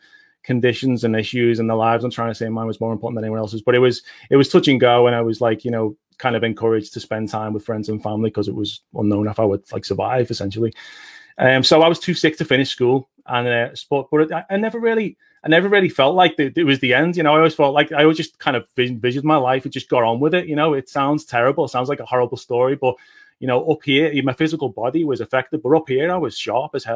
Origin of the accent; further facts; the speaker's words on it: Liverpool, North West England, United Kingdom; accent: Liverpool; It's 2 p.m. in the afternoon here in Liverpool, UK. I tend to talk quite quickly, so our accents are quite quick over here